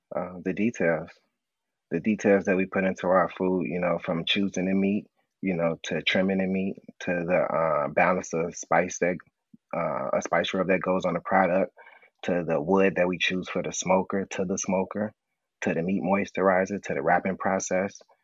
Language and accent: English; Chicago, Illinois, United States; me growing up on the South Side, you know, I can remember like having like rib tips and a hot link combo